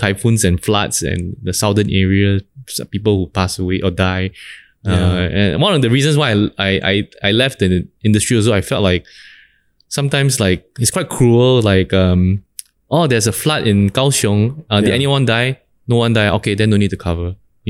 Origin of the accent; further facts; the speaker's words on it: Singapore; As a Singaporean, it's nuts, man, to see that kind of situation.